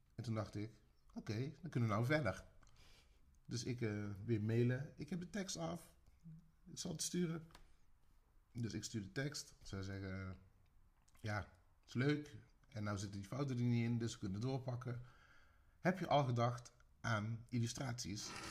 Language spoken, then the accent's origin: Dutch; Tilburg, North Brabant, Netherlands; ik ben een Tilburger